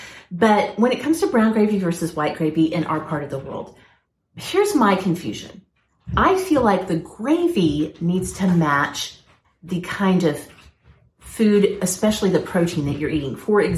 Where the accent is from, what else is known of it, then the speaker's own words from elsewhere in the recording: Oklahoma, United States; my dad is from South Texas. I grew up in Oklahoma.